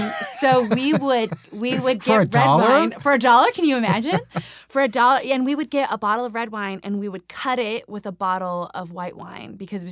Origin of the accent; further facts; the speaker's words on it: New Mexico, United States; also born or lived in Nevada / California / Colorado / Utah; I grew up, so I'm from New Mexico, but the addendum to that is that I'm from almost every state in the Southwest.